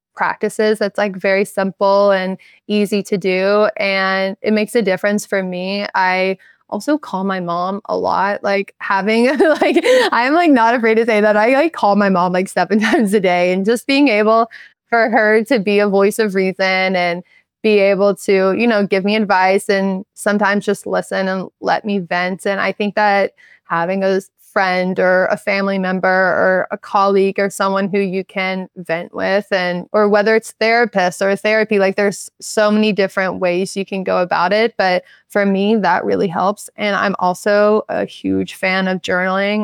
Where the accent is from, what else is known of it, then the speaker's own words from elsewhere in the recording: Charleston, South Carolina, United States; moved away; Growing up in Charleston